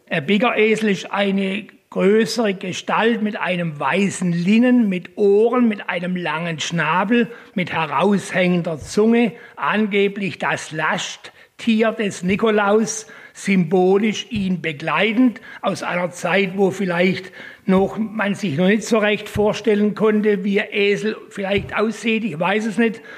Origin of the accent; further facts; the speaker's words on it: Haslach im Kinzigtal, Baden-Württemberg, Germany; Ich bin gebürtiger Haslacher.